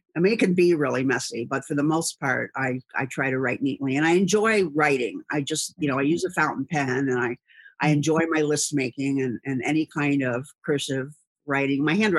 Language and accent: English; Cincinnati, Ohio, United States; And the area that I grew up here in Cincinnati on the west side is a lot of family-owned businesses.